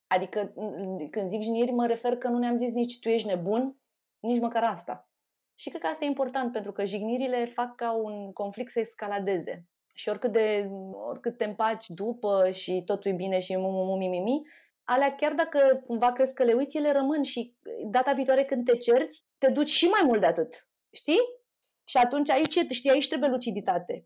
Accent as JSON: {"language": "Romanian", "town": "Șușani", "country": "Romania", "moved": "yes", "said": "din Șușani"}